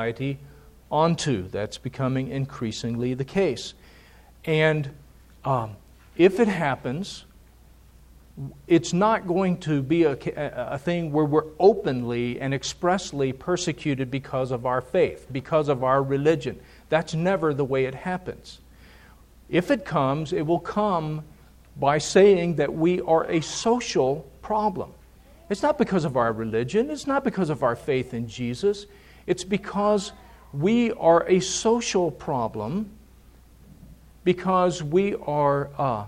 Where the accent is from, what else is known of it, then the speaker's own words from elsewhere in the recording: United States; us as American Christians